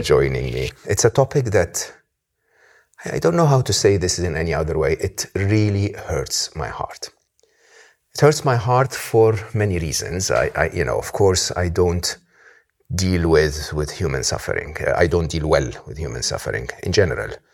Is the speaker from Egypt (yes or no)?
yes; Egypt; someone like me, born and raised in Egypt